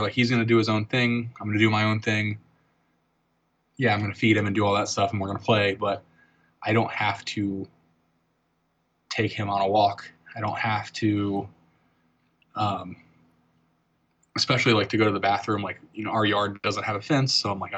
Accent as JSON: {"language": "English", "town": "Virginia Beach", "region": "Virginia", "country": "United States", "tie": "born or raised there", "moved": "yes", "said": "I grew up in Virginia Beach on the East Coast when I was a kid"}